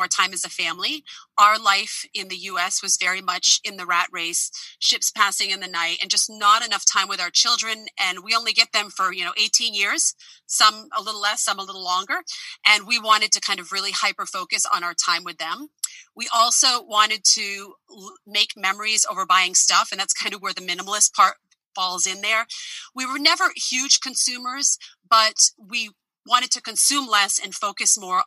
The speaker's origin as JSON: {"language": "English", "country": "United States", "moved": "as an adult", "said": "I am an American who's been living outside the United States since 2014"}